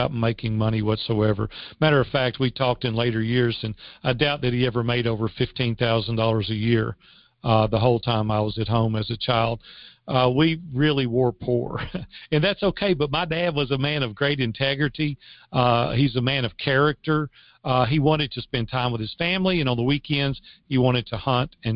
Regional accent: Madison, Tennessee, United States; also born or lived in Nashville, Tennessee; I grew up in Madison, Tennessee, which is just 8 miles

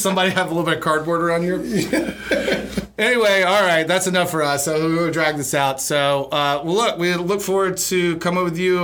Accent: Lowcountry, South Carolina, United States; Mike and I grew up here in the Low Country

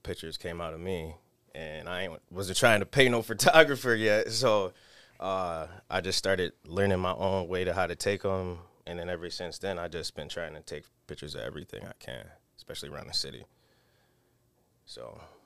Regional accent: Rochester, New York, United States; I'm from Rochester.

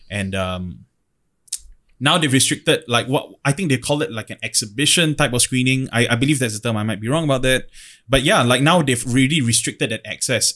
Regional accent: Singapore

